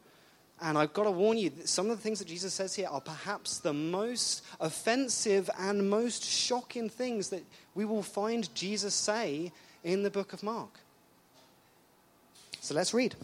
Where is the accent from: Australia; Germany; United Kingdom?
United Kingdom; England; moved away; I'm English